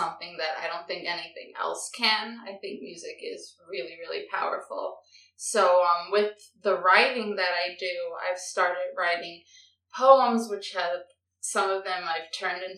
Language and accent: English; New York City, New York, United States; born and raised in the Bronx